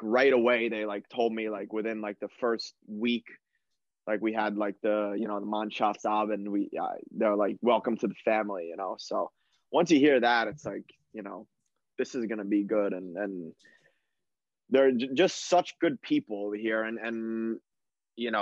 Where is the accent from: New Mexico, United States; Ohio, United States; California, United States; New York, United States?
New York, United States; moved away as an adult; also born or lived in Germany / Sweden / Israel; we're from New York